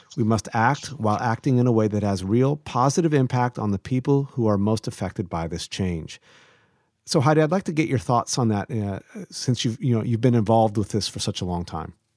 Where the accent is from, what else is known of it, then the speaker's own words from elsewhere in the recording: Ohio, United States; I'm originally from Ohio